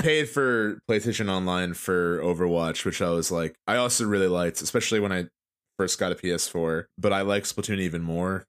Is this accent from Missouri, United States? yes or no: no; New Jersey, United States; we're from Jersey